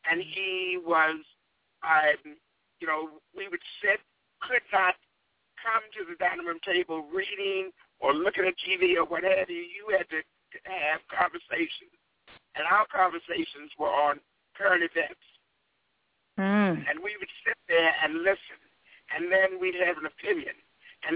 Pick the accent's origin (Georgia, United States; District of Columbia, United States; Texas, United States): District of Columbia, United States; Washington; moved away as an adult; now in Riverside, United States; I grew up in Washington, D.C.